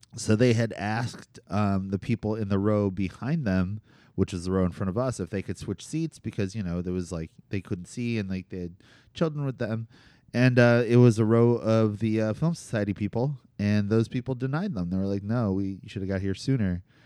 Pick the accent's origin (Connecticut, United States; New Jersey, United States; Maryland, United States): New Jersey, United States; Cherry Hill; growing up in New Jersey, and specifically central New Jersey